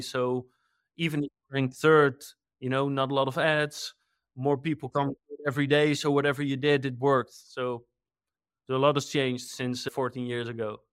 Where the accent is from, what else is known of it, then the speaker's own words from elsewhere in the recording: Netherlands; I'm from the Netherlands